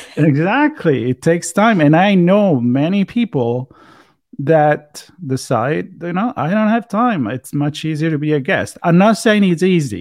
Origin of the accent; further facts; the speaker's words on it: Italy; accent: Italian; my Italian accent